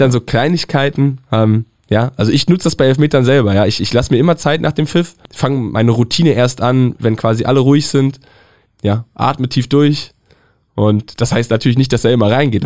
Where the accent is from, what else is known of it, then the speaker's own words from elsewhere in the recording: Northern Germany, Germany; Ich komme aus dem Norden.